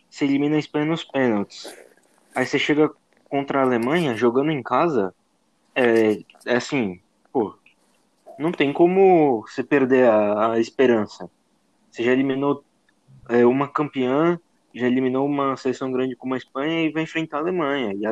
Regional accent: Brazil; Nós, como brasileiros

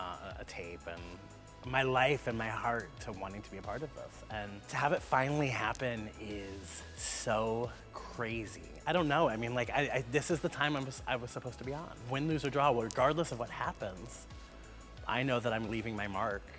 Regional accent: Columbus, Ohio, United States; I am from Columbus, Ohio, and I am 39 years old.

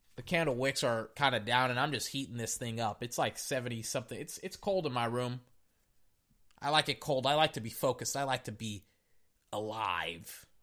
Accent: Texas, United States; I'm from Texas

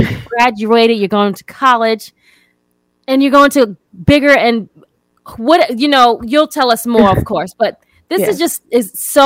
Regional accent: New York, United States; where I'm from New York

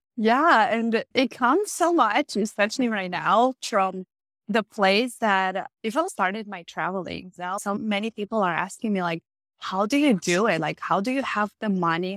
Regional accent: Romania; I grew up Catholic in Romania

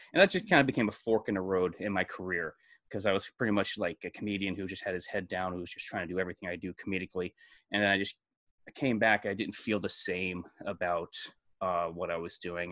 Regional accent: Brewster, New York, United States; moved away as an adult; I was born in New York City, and then, uh, I was raised in a town sixty miles north of New York City called Brewster

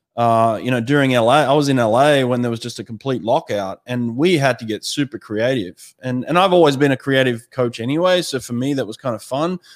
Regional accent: Sydney, New South Wales, Australia; moved away; also born or lived in United States; I grew up in Maroubra

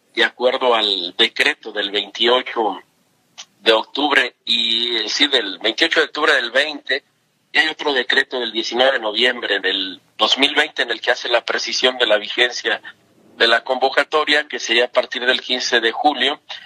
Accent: Mexico; como mexicanas, como mexicanos, que nos podamos manifestar

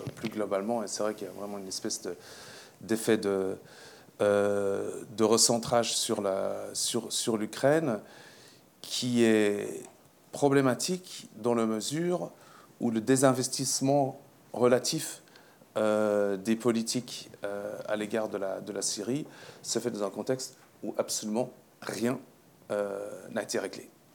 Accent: Switzerland; Je suis suisse

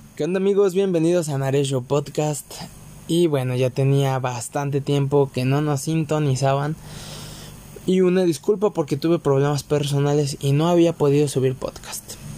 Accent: Mexico; aquí en mi país, en México

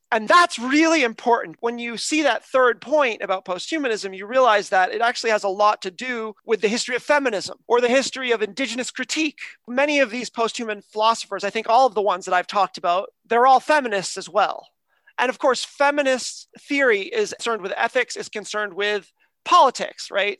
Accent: United States; now in Canada; I'm from America. I live in Canada now

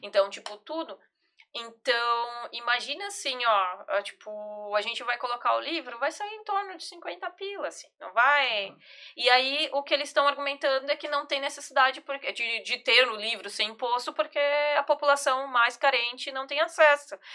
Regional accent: São Paulo, Brazil; eu sou de São Paulo, e eu jogava lá na Devira

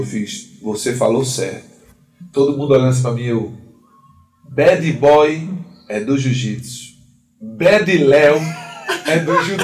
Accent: Vitória de Santo Antão, Pernambuco, Brazil; Eu sou de Vitória de Santo Antão, Pernambuco

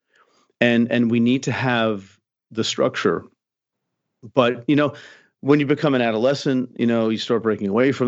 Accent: United States; I'm an American male

